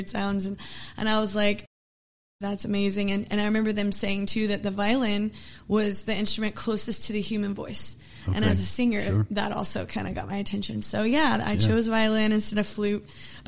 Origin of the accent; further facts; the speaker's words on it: Humble, Texas, United States; also born or lived in Nacogdoches, Texas / Conroe, Texas / Spring, Texas; now in Houston, United States; I went to school in Humble up until about sixth grade